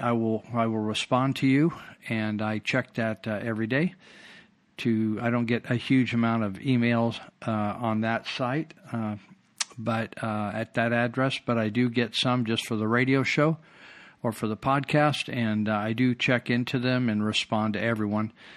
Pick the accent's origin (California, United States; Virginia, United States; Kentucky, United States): California, United States; Marysville; when I was raised in Marysville